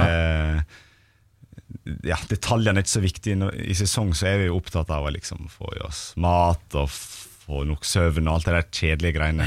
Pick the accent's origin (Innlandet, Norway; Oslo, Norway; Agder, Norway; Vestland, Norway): Vestland, Norway; Stryn; moved away; also born or lived in Eastern Norway; jeg er nå fra Stryn